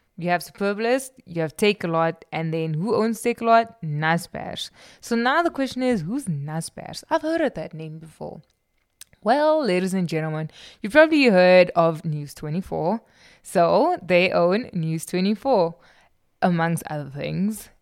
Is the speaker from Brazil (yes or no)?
no; South Africa